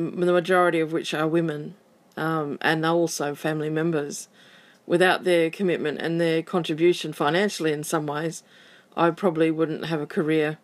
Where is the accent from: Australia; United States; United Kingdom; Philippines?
Australia; Western Australia; I'm from Western Australia.